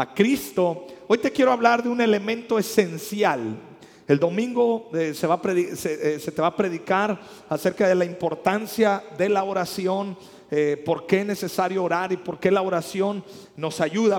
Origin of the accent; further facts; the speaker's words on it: Mexico; nosotros los que somos mexicanos